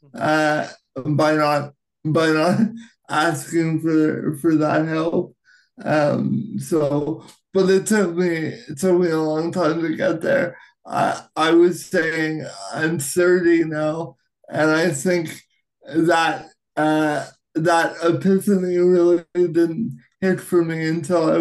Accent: Canada; as a Canadian actor

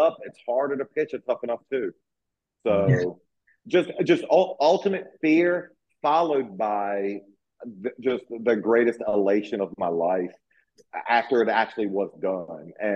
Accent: Virginia, United States; I grew up down in the South, you know, in Virginia

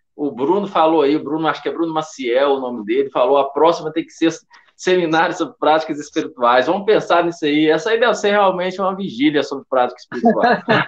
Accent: Belo Horizonte, Minas Gerais, Brazil; eu sou de Belo Horizonte

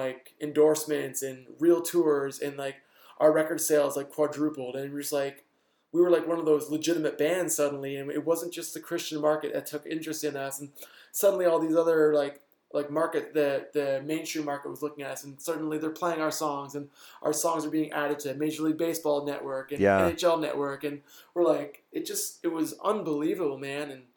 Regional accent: Canada; we're from Canada

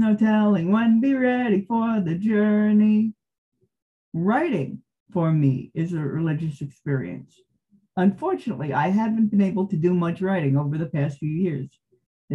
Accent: Montclair, New Jersey, United States; now in California, United States; I grew up in Montclair, New Jersey from 1971 to 1986

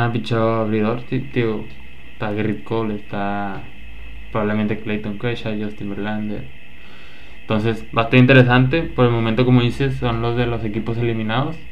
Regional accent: Mexico; nosotros siendo mexicanos

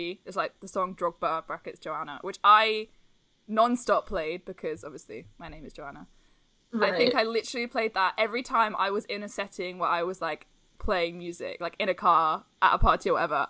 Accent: London, United Kingdom; also born or lived in San Francisco; I'm from London and I've lived in London my whole life that I am used to public transport.

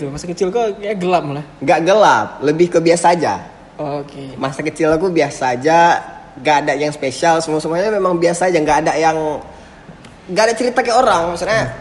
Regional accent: Banda Aceh, Aceh, Indonesia; Oh dari dari sekolah kok di, di Banda Aceh semua? Ya, aku cuma lahir aja di Aceh besar.

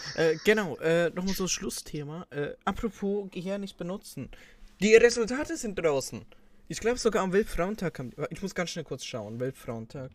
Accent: Switzerland; bei uns in der Schweiz

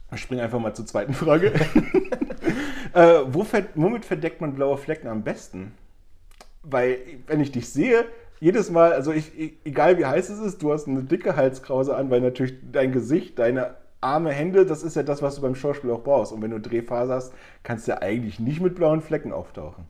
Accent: Germany; bei uns in Deutschland

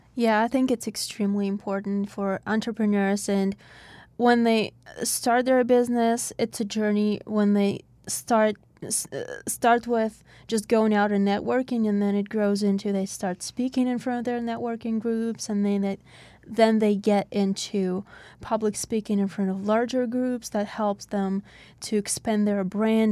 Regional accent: Russia; English is a second language; now in Pittsburgh, United States; When I came to the United States, I came from Russia.

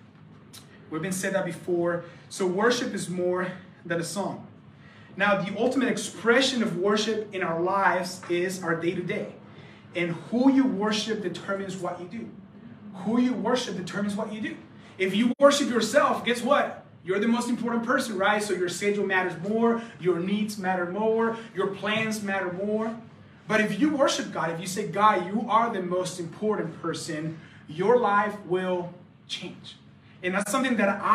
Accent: the Bible Belt, United States; We come from Bible Belt, and so Sunday is a huge deal

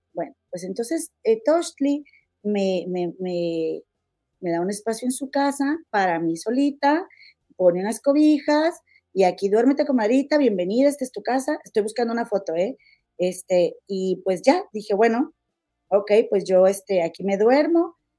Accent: Mexico; nosotros como mexicanos

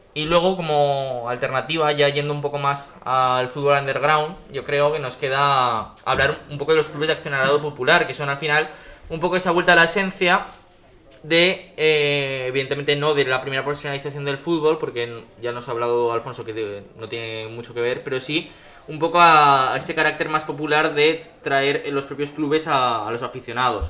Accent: village near Tauste and Mallén, Aragon, Spain; yo me acuerdo de estar jugando con el Tauste y el Mayen, que son los equipos más cercanos a mi pueblo

